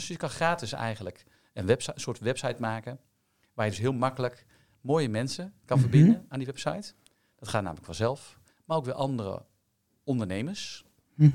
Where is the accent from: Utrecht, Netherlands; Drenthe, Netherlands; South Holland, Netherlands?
Utrecht, Netherlands; Amersfoort; Ik kom dus ook uit Amersfoort